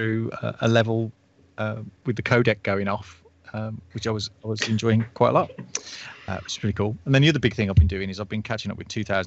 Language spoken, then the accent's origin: English; United Kingdom; being a British person.